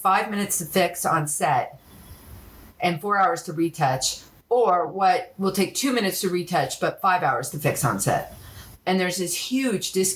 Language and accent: English; Los Angeles, California, United States; moved away as an adult; also born or lived in France; growing up in Los Angeles